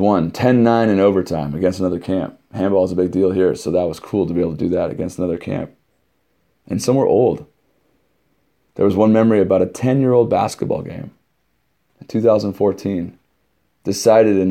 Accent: West Coast, United States; moved away; I'm from the West Coast

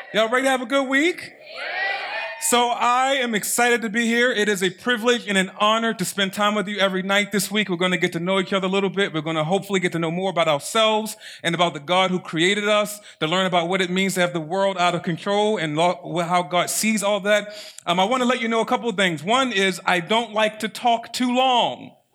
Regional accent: Baltimore, Maryland, United States; I'm from Baltimore City.

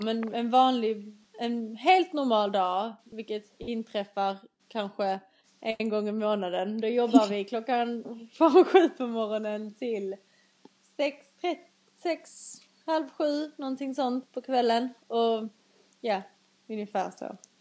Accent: Skåne, Sweden; accent: Skåne dialect; moved away as an adult; now in England; Jag är en 21-årig eh, tjej från Skåneland som ni kanske redan har förstått på min dialekt

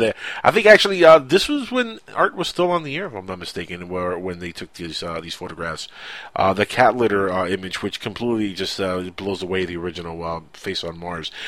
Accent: Cuba; English is a second language; now in Miami, United States; my English is good. It's really good, even though I'm, I am from the Cuban land

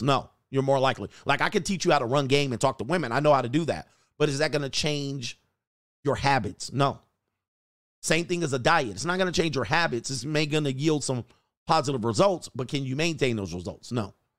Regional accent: United States; also born or lived in California; I'm American.

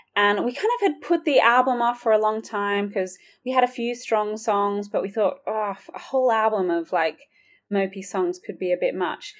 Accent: Sydney, New South Wales, Australia; moved away as an adult; now in Oxford, United Kingdom; I've got a bit of a twang. I'm originally from Sydney, Australia, but I have worked and lived in Oxford for nearly six years now

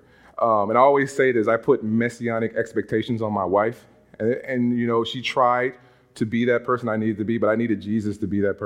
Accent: Monroe, Louisiana, United States; moved away as an adult; now in Massachusetts, United States; growing up in Monroe, Louisiana

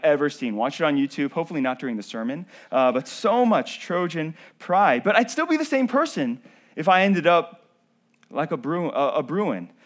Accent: North Carolina, United States; born or raised there

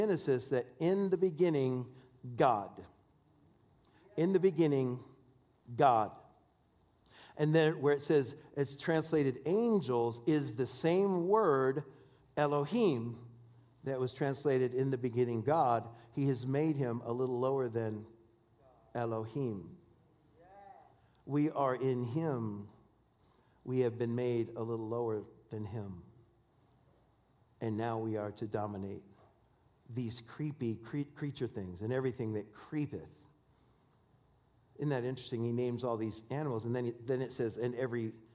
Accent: Washington, United States; I'm from Washington State

